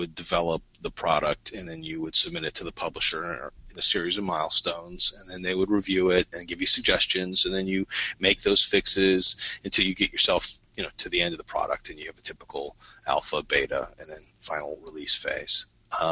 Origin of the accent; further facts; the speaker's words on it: Detroit, Michigan, United States; I grew up in Detroit too, or around Detroit, Michigan, in this period too